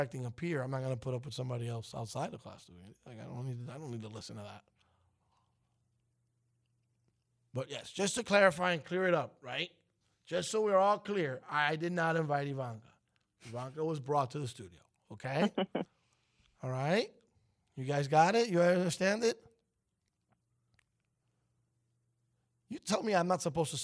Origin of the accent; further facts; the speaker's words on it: New York City, New York, United States; I was raised in Brooklyn